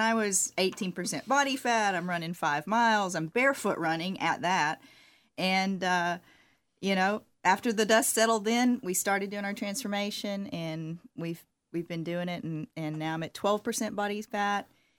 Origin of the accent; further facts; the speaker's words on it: Alabama, United States; now in Los Angeles, United States; Well, I'm a Southerner. You know, I'm from the South. I'm an Alabama gal.